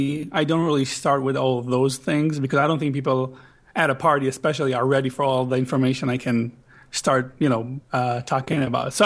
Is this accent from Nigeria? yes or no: no; Israel; English is a second language; moved away as an adult; now in United States; I'm from Israel.